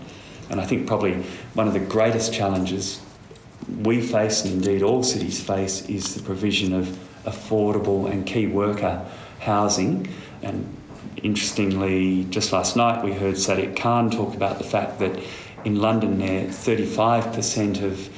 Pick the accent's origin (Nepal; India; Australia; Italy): Australia; Perth, Western Australia; moved away; I grew up in Perth